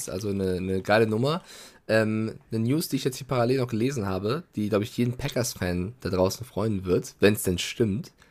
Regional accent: Frankfurt, Hesse, Germany; Nein, ich als, als Frankfurter sag zu 1000 Taui und nicht Mille

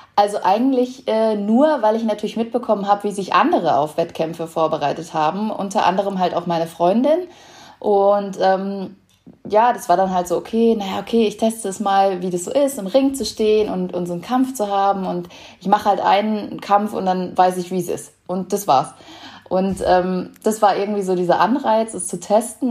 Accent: Lemgo, North Rhine-Westphalia, Germany; bei uns in Lemgo in Nordrhein-Westfalen, wo ich äh, aufgewachsen bin

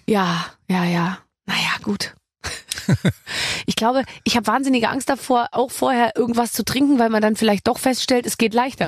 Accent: Bavaria, Germany; Ich bin ja aus Bayern

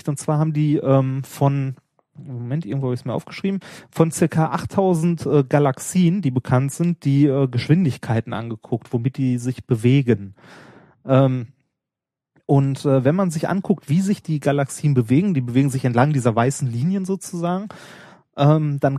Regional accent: North Rhine-Westphalia, Germany; ich komme ja auch hier aus dem Pott. Ne, äh, war nie als Kind auch nie groß weg mit meinen Eltern. Wenn wir Urlaub gemacht haben, war es meistens im Sauerland.

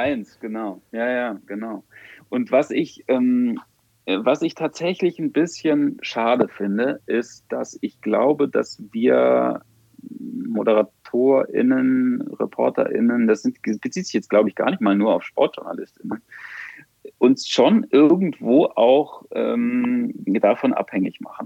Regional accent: Germany; als Deutscher

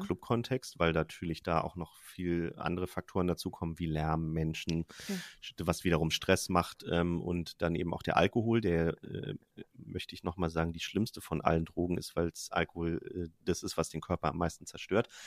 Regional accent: Germany; ich bin am Rand von Berlin aufgewachsen

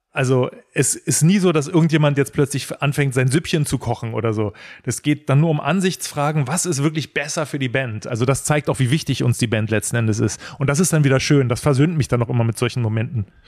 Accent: Berlin, Germany; als Berliner

